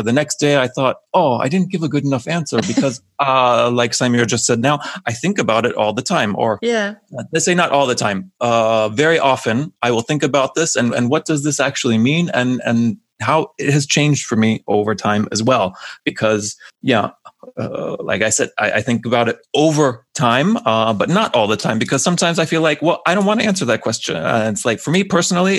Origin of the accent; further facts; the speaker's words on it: United States; first language English; having grown up in America